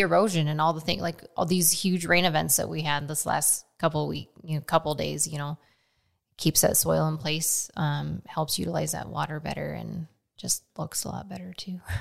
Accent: Nebraska, United States; now in Frankfort, United States; I grew up in Nebraska

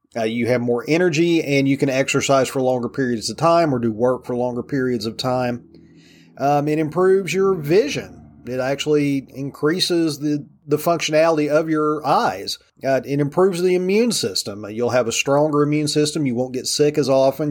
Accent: Virginia, United States; my home state of Virginia

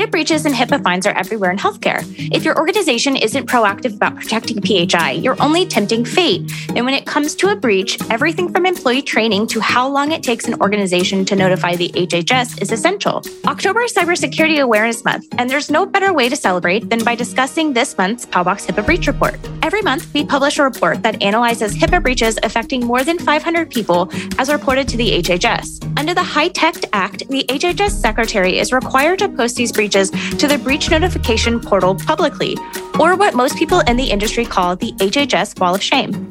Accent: Houston, Texas, United States; I grew up in Houston where there are hurricanes all the time

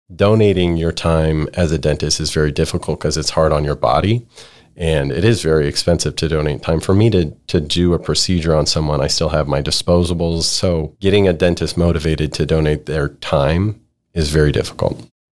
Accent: Idaho, United States; also born or lived in California / Ohio; now in Texas, United States; Born in California and my parents moved to Idaho when I was real young. my quality of life growing up in Idaho

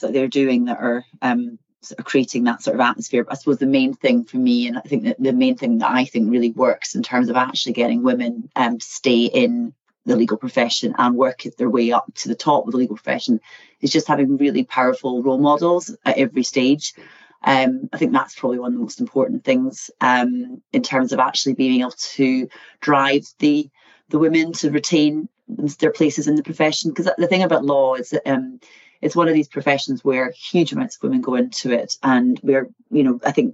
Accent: Eddleston, Scotland, United Kingdom; So I come from a place called Eddleston, which is very near a place called Peebles, which is about half an hour south of Edinburgh. So I grew up in the countryside

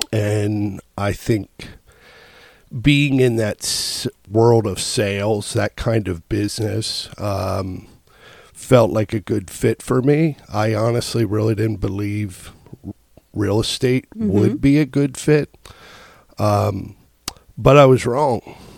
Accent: Elizabethtown, Pennsylvania, United States; I'm from Elizabethtown.

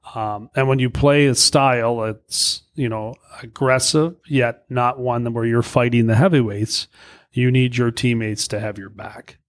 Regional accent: Brantford, Ontario, Canada; moved away; I grew up in Brantford, an hour from Toronto

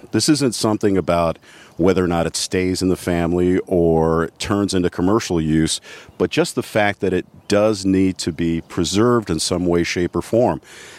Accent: Cleveland, Ohio, United States; now in Allen County, Ohio, United States; I'm from Cleveland, born and raised.

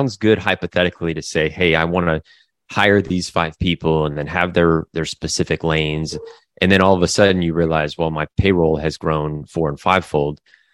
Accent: Derby, Kansas, United States; moved away as an adult; also born or lived in Japan; now in Florida, United States; growing up through elementary school, middle school, and through high school in the Midwest, in Derby, Kansas, a pretty small town in the Midwest

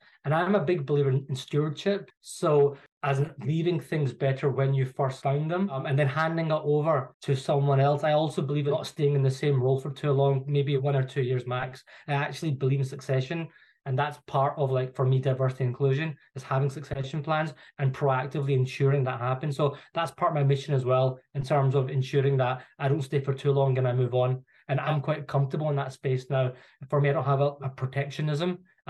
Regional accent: Glasgow, Scotland, United Kingdom; moved away as an adult; now in London, United Kingdom; you could probably tell from my accent, like, I'm not from London. So I was born and bred in Glasgow. So I'm a Glaswegian. I went to school there

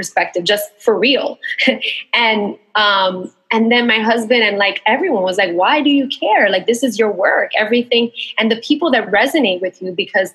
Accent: New York City, New York, United States; moved away as an adult; also born or lived in Queens, New York; now in Puerto Rico; I identify as being a Latina woman, New Yorican, born and raised in Bushwick, and then in Queens, and then moved to Puerto Rico, which is where I'm at now

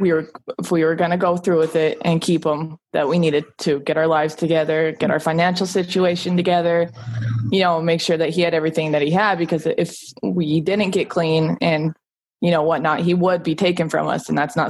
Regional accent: Butte, Montana, United States; also born or lived in Billings, Montana; I was born in Billings and raised in Butte by my grandparents.

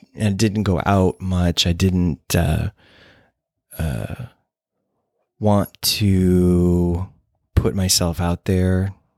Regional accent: Moline, Illinois, United States; also born or lived in Saint Louis; I grew up in Moline, Illinois, which is along the Mississippi, northwestern Illinois, near Davenport, Iowa

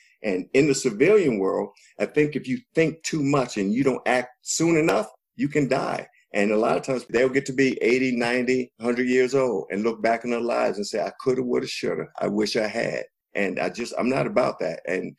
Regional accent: United States; serve this country and I believe in what that flag of America is supposed to mean. We've been duped, but I'm an American.

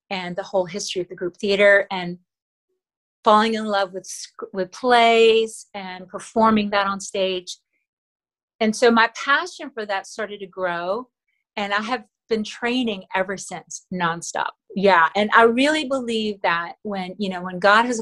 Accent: Manila, Metro Manila, Philippines; first language Tagalog; English is a second language; moved away; I was born and raised in Manila, and so I still speak Tagalog, which is my native language, fluently

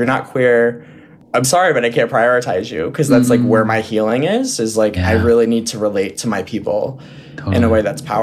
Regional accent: Westchester County, New York, United States; also born or lived in San Diego, California; back to New York, where I grew up in Westchester

